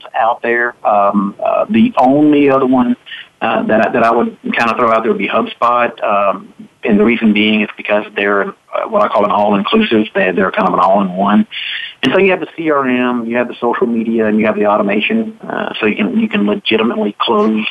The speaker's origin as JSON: {"language": "English", "region": "Mississippi", "country": "United States", "said": "I'm from Mississippi"}